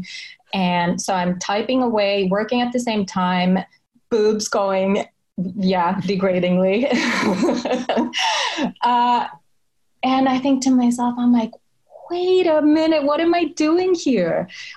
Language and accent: English; Finland; English is a second language; moved away as an adult; also born or lived in Sweden / Silicon Valley; I worked my way up from Finland to Sweden to Silicon Valley. I'm Finnish, so English is my third language